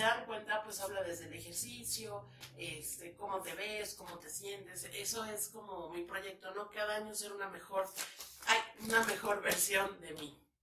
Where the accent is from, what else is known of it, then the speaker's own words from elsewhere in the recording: León, Guanajuato, Mexico; now in Mexico City, Mexico; soy chilanga, porque vivo en Chilangolandia, pero soy originaria de León, Guanajuato